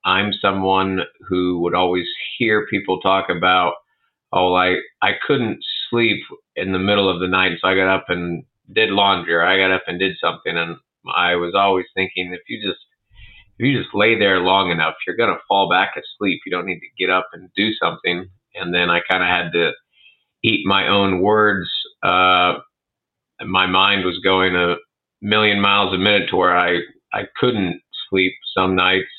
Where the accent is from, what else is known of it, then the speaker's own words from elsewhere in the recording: Arthur, Illinois, United States; I grew up in Arthur